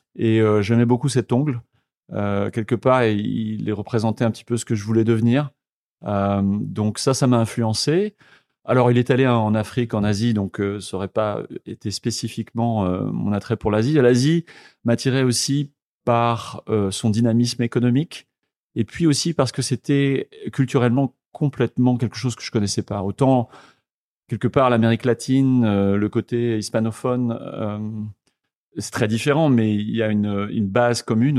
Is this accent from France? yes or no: yes; Le Mans, Pays de la Loire, France; moved away as an adult; also born or lived in Tours; now in Vietnam; je suis né au Mans, dans la Sarthe, donc je suis un Manceau. Euh, j'ai étudié jusqu'à mes 18 ans, euh, passé mon bac au Mans